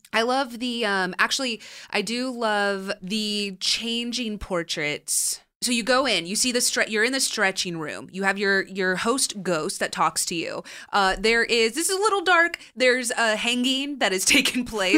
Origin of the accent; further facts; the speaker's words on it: Southern California, United States; growing up in Southern California